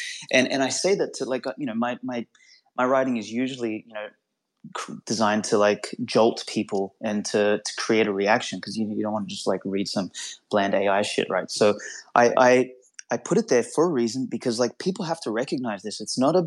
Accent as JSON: {"language": "English", "country": "North Macedonia", "moved": "yes", "said": "I went back to Macedonia, my home country, a number of years ago"}